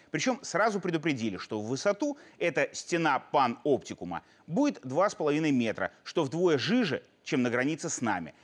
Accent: Belarus; мы, белорусы, мирные люди

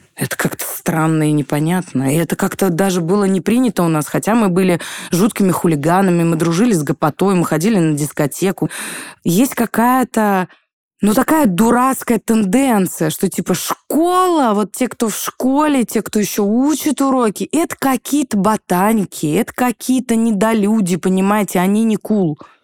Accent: Pskov, Pskov Oblast, Russia; now in Moscow, Russia; сказать, что я москвичка, я не могу нету такого ресурса у меня, чтобы это сказать, потому что я псковитянка

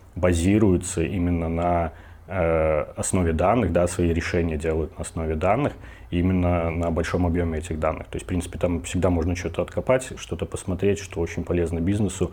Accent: Minsk, Belarus; я родом из Минска, мне тридцать три года

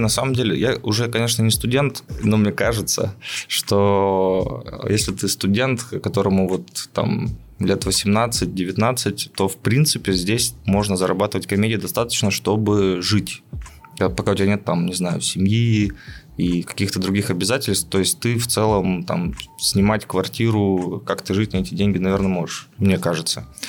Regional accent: Izhevsk, Udmurtia, Russia; moved away as an adult; now in Yekaterinburg, Russia; я не из Екатеринбурга, из Ижевска

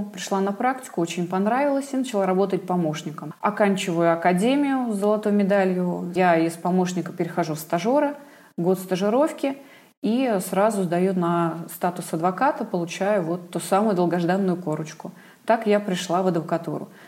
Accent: Vladimir, Vladimir Oblast, Russia; Я тоже из Владимира.

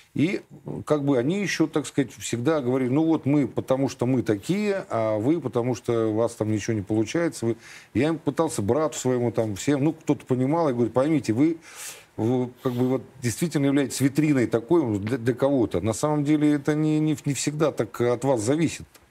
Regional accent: Bilibino, Chukotka Autonomous Okrug, Russia; moved away; also born or lived in Lithuania / Bulgaria; жили мы на Чукотке всю жизнь. Ну, долгое время, десять лет. В, так сказать, становление мое, как мальчишки, произошло на Чукотке с мужиками. В поселке Билибино строили атомную электростанцию

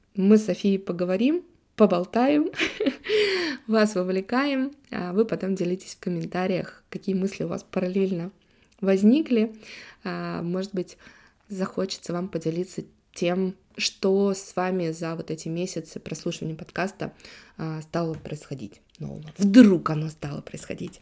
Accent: Saint Petersburg, Russia; also born or lived in Italy; коренная жительница Санкт-Петербурга

